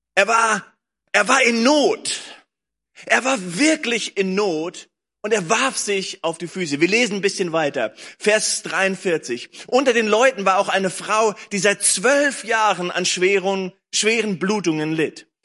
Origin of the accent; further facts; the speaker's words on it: Lüneburg Heath, Lower Saxony, Germany; now in Berlin, Germany; ich bin groß geworden in der Lüneburger Heide, habe hier gelebt, meine Eltern leben hier immer noch